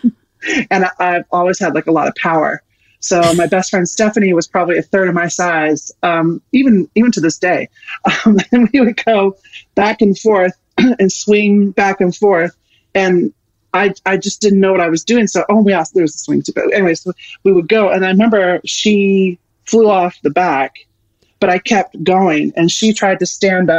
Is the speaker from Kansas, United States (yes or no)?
yes; Kansas, United States; I grew up in Kansas